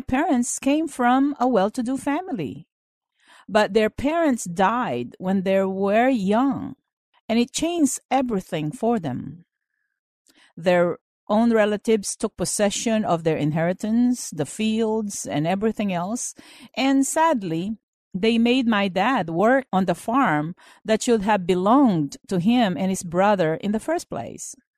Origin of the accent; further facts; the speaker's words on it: Philippines; moved away as an adult; now in United States; I was born in the Philippines and I finished school there